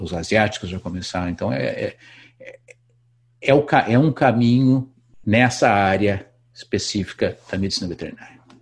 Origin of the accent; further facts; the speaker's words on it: Brazil; moved away as an adult; faz 20 anos que eu saí do Brasil